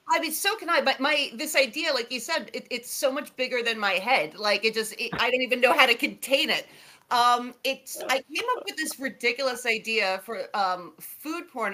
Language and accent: English; New York City, New York, United States; I grew up in near Coney Island in Brooklyn